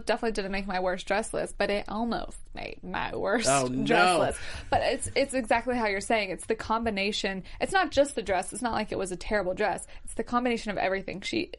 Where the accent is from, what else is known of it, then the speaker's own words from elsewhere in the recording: Alabama, United States; I'm from Alabama